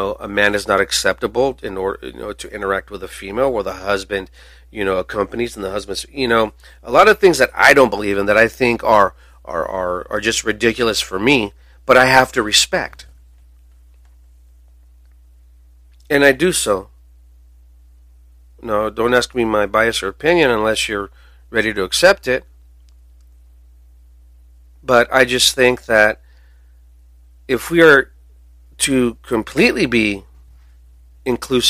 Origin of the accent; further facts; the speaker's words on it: United States; we should here in America